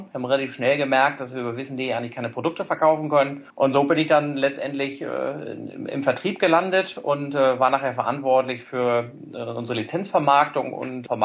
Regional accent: Hamburg, Germany; komme gebürtig aus Hamburg.

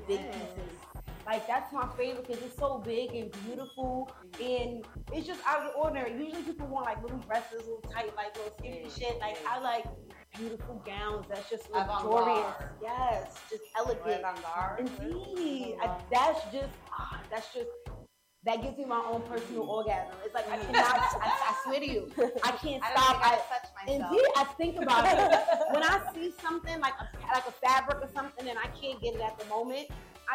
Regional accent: New York, United States; also born or lived in Brooklyn, New York; I was born in Brooklyn, New York, and I moved to Queens when I was 9 or 10, and I'm from Southside Jamaica, Queens

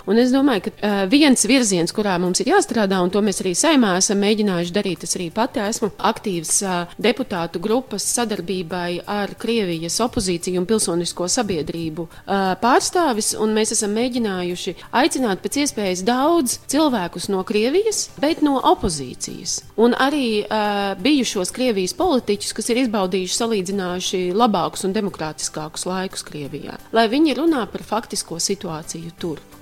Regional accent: Latgale, Latvia; accent: Latgalian; Rādio 1 ir konkrēts saturs, kas tiek radīts latgaliešu izloksnē. Es ar prieku viņu klausos. Tā ir mana bērnības dienu izloksne un valoda, ko es dzirdēju pie saviem vecākiem.

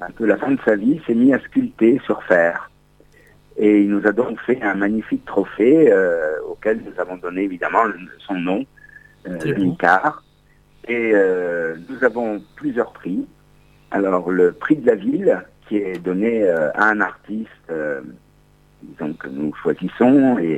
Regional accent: Carrara, Tuscany, Italy

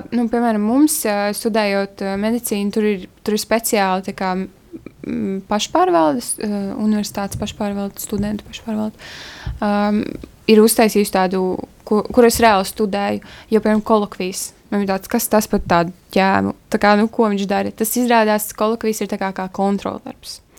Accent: Kuldīga, Kurzeme, Latvia; moved away as an adult; now in Riga, Latvia; es nāku no Kuldīgas, mazas pilsētas, un tad es iebraucu Rīgā

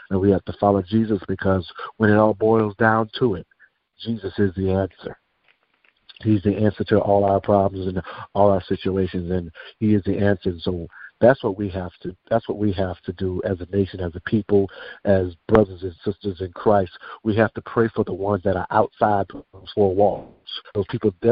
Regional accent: Daytona Beach, Florida, United States; I am from Daytona Beach, Florida.

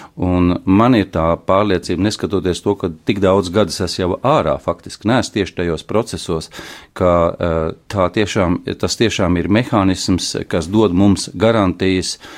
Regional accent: Ventspils, Kurzeme, Latvia; born or raised there

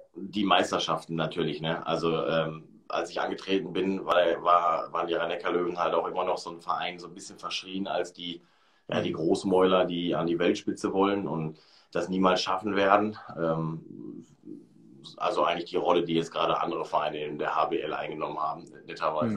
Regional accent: Hamm, North Rhine-Westphalia, Germany; ich äh, komme aus dem Ruhrgebiet, komme aus äh, Hamm

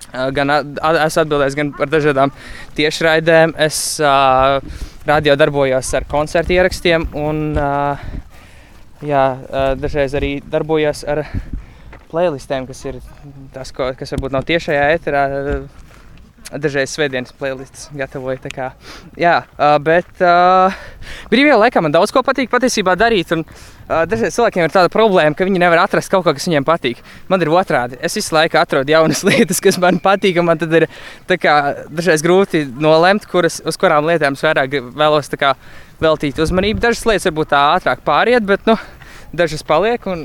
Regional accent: Riga, Latvia; Nu, es nāku no Rīgas.

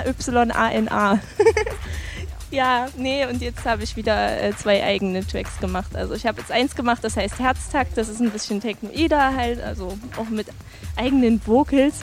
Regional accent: Greiz, Thuringia, Germany; moved away as an adult; also born or lived in Jena; now in Dresden, Germany; Ich komme nicht aus Jena, ich komme aus Greiz bei Gera, habe in Jena studiert und jetzt spiele ich in Dresden.

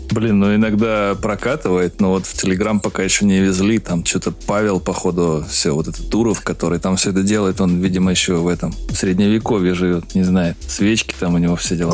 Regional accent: Moscow, Russia; я москвич.

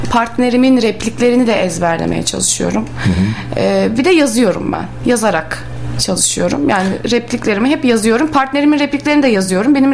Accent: Bursa, Turkey; Ben Bursalıyım. Doğma Hı-hı. büyüme.

